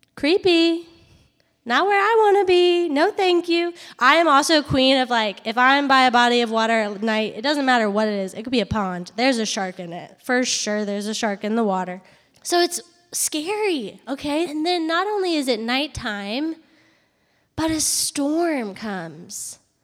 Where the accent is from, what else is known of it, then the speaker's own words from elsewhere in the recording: Charlottesville, Virginia, United States; moved away as an adult; also born or lived in Harrisonburg, Virginia / Atlanta, Georgia; I grew up in Virginia, in Charlottesville, Virginia, and I went to school up there